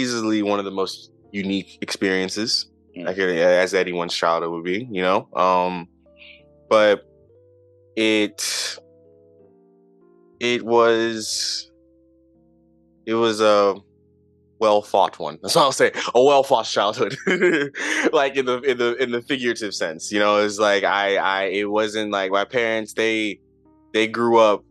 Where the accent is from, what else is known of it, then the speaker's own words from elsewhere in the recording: Charlotte, North Carolina, United States; moved away as an adult; now in Seattle, United States; From Charlotte, North Carolina. I grew up there, born and raised there